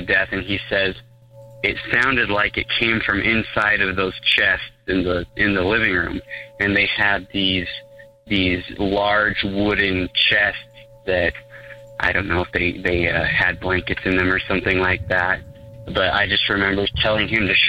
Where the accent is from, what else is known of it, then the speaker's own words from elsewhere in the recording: Utah, United States; I'm from Utah, so safe guess, I am Mormon.